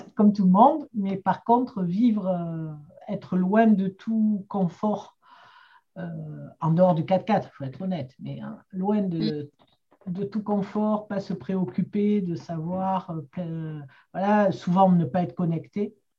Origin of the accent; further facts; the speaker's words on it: Marseille, Provence-Alpes-Côte d'Azur, France; j'ai grandi à Marseille